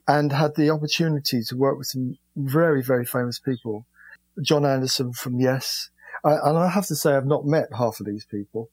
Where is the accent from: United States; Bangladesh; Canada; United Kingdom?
United Kingdom; London; I was born in London in um, a place called East Dulwich